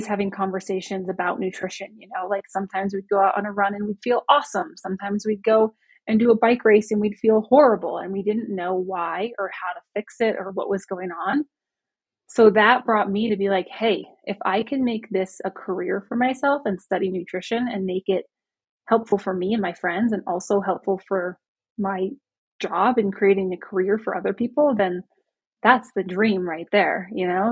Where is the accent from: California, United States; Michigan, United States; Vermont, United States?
Vermont, United States; now in Breckenridge, United States; I grew up in Vermont